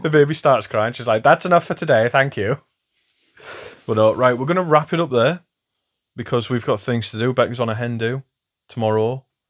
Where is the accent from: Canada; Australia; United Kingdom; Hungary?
United Kingdom; England; I'm English